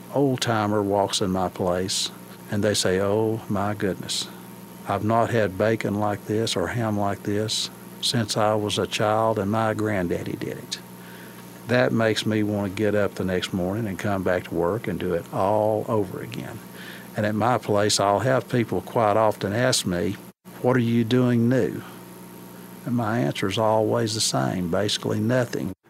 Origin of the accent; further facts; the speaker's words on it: Scott County, Virginia, United States; moved away as an adult; now in Madisonville, United States; the house I was born in there in Scott County